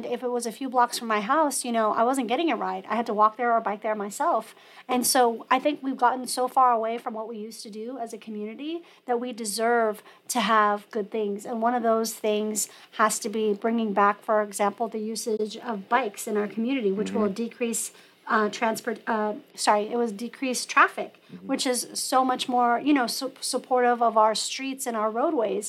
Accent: La Mesa, California, United States; my parents moved there when I was in the fifth grade, so I've seen La Mesa change

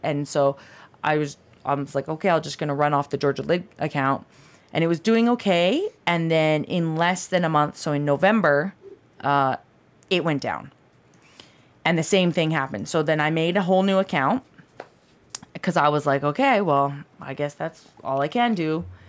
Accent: Canada; moved away as an adult; now in Southern California, United States; I am Canadian

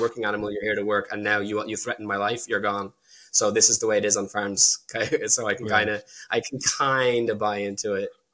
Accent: Ireland; also born or lived in United Kingdom; The reason I'm Irish is because my mum was Irish. She brought me back here a year after the divorce

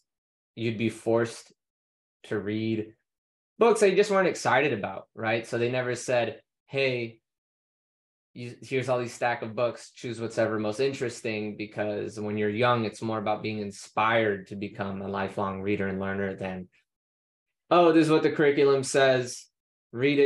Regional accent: United States; as American

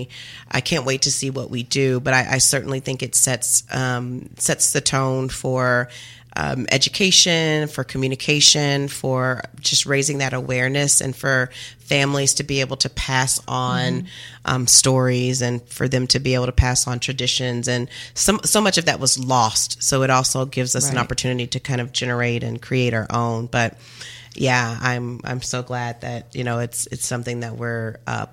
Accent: Kentucky, United States; moved away; I grew up in Kentucky, and my family was from, a lot of my family is from

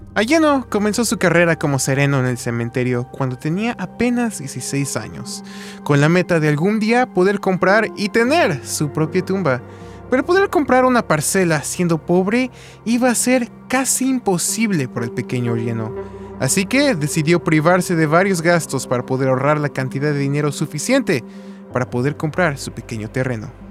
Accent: Mexico City, Mexico; Yo soy de la Ciudad de México

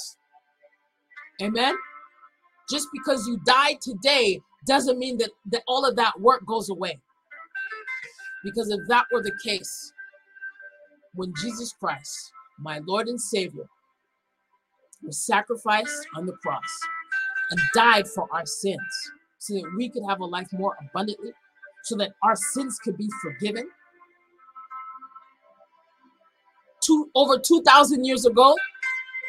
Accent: Boston, Massachusetts, United States; growing up in an inner city, growing up in Boston

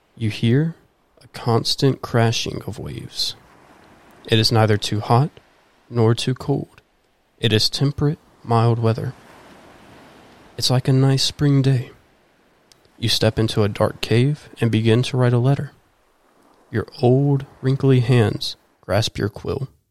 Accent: High Point, North Carolina, United States; now in Winston-Salem, United States; I was born in High Point, North Carolina, which is where our church is located.

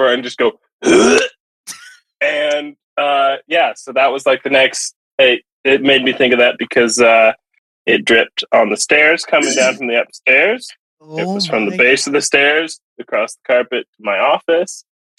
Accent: Texas, United States; also born or lived in Japan; now in Pacific Northwest, United States; So they do not exist in the Pacific Northwest at all. But I had them growing up in Texas.

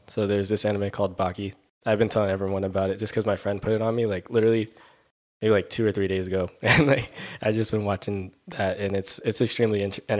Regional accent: Carson, California, United States; also born or lived in Torrance, California / Redondo Beach, California; now in Costa Mesa, United States; like you said. I grew up in Carson, California, but I've kind of just been all over SoCal, Torrance, Redondo, all places like that. I grew up, we went to West High School.

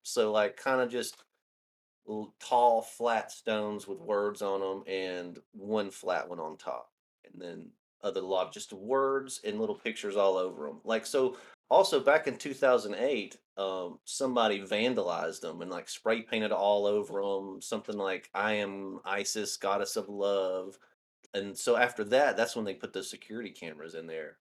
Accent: Northeast Alabama, United States; now in Tennessee, United States; I'm originally from Alabama, Northeast Alabama

